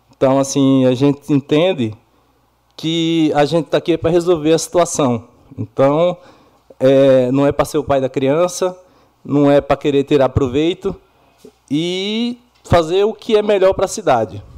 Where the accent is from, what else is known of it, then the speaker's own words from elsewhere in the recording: Bahia, Brazil; now in Iracemápolis, Brazil; muitas pessoas me conhecem como …